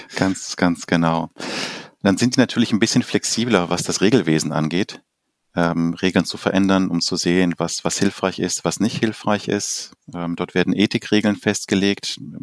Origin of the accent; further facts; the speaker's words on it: Uruguay; now in Germany; als ich selber noch als Kind in Uruguay Fußball gespielt habe